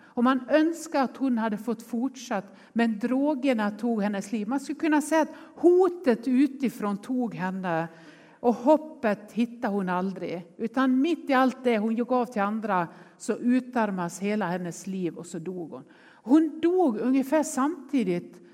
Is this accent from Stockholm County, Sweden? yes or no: no; Nås, Dalarna County, Sweden; now in Gothenburg, Sweden; jag är uppvuxen i Nås i Västerdalarna